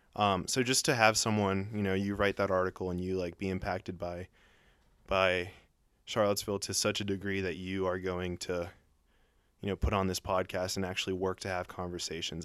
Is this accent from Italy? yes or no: no; Colombia; moved away; I was born in Colombia and I look tan and I speak Spanish